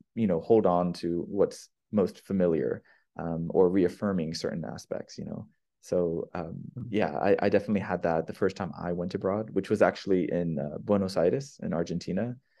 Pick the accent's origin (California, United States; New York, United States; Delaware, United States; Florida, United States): California, United States; moved away as an adult; also born or lived in Brazil; I'm from California